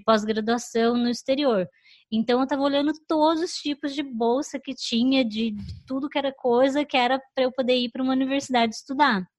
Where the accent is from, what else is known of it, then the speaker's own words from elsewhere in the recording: Curitiba, Paraná, Brazil; moved away as an adult; also born or lived in Chicago, United States; now in New York, United States; Eu nasci, morei a vida inteira lá em Curitiba